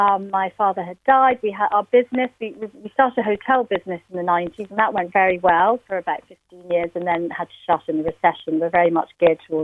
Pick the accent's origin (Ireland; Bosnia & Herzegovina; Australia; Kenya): Ireland; Glin, Munster; born or raised there; also born or lived in London, United Kingdom